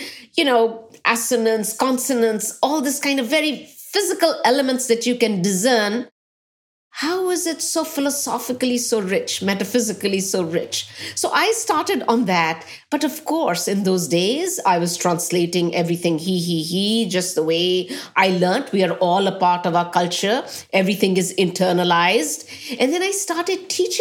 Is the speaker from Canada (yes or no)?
no; Patiala, Punjab, India; now in United States; I grew up in Patiala